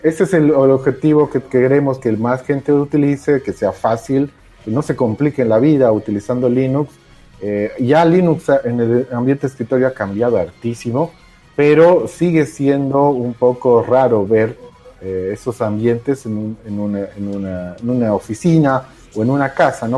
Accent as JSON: {"language": "Spanish", "country": "Bolivia", "said": "Todos los que estamos participando somos bolivianos"}